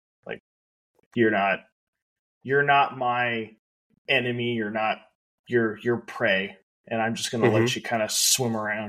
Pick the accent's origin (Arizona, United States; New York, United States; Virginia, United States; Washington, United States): Washington, United States; Pacific Northwest, Puget Sound area; I grew up in the Pacific Northwest, like the Puget Sound area